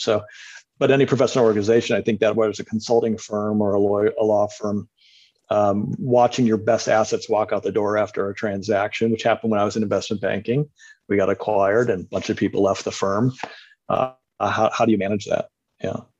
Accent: Cleveland, Ohio, United States; now in Los Angeles, United States; I'm originally from the Midwest, but uh, Cleveland, Ohio, but lived around the country and has spent the last 20 years in Los Angeles

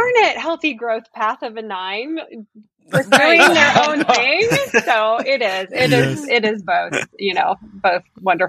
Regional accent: the Northwest, Pacific Northwest, United States; now in Franklin, United States; I'm actually originally from the Northwest. I played a lot of soccer mm-hmm. in Marysville.

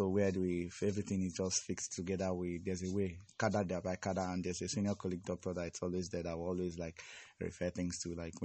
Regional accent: Enugu State, Nigeria; I am from Enugu State

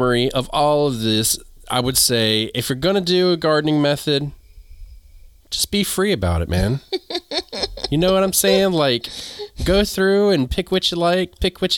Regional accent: North Carolina, United States; also born or lived in New England; I'm from North Carolina

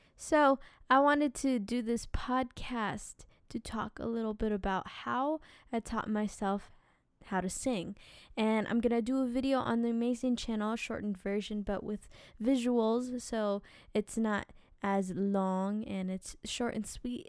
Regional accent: New Jersey, United States; we lived in New Jersey

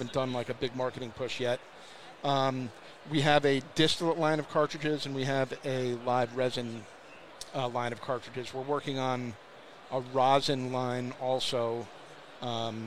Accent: New York City, New York, United States; now in Los Angeles, United States; I'm a New Yorker originally

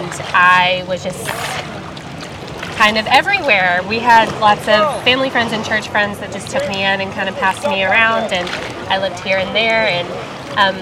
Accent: Hendersonville, Tennessee, United States; I grew up in Hendersonville, Tennessee.

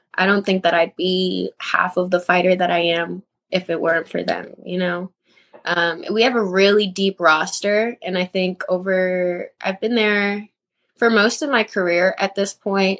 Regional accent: Houston, Texas, United States; I was born in Houston, Texas. I went to Spring High School. I was kind of was raised more in like the North area

